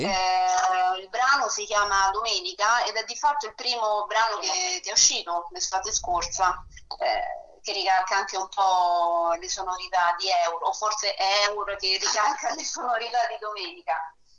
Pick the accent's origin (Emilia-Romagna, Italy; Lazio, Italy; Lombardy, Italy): Lazio, Italy; Rome; sono nata e cresciuta a Roma Sud per me è casa Eur, la zona di Roma Sud